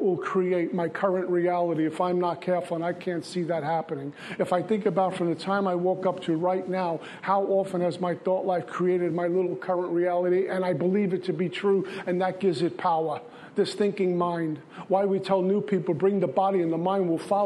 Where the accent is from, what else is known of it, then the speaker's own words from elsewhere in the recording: New York City, New York, United States; growing up in Brooklyn